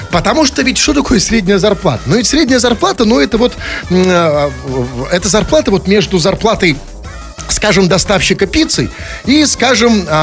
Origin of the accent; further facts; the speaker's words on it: Saint Petersburg, Russia; я же тоже петербуржец, я же петербуржец.